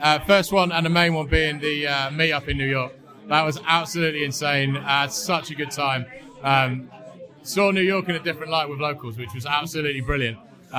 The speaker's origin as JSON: {"language": "English", "town": "Lincoln", "region": "East Midlands", "country": "United Kingdom", "moved": "yes", "lives_now": "Nova Scotia, Canada", "said": "\"No, I'm not, I'm from Lincoln.\""}